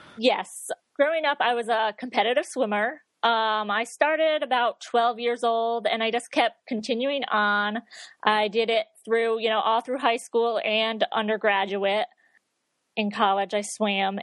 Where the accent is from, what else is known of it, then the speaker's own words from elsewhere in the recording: near Saratoga Springs, upstate New York, United States; moved away as an adult; also born or lived in Connecticut / Boston / Dartmouth, Massachusetts; I'm originally from upstate New York, kind of near Saratoga Springs